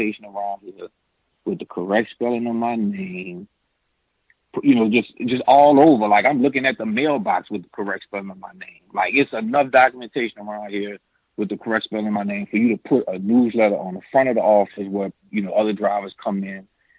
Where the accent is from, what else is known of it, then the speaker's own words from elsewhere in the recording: New Orleans, Louisiana, United States; moved away as an adult; I'm from New Orleans